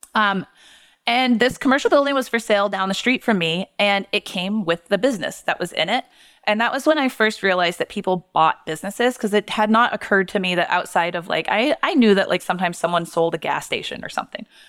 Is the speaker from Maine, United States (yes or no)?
yes; Portland, Maine, United States; moved away as an adult; also born or lived in Massachusetts; I'm from Portland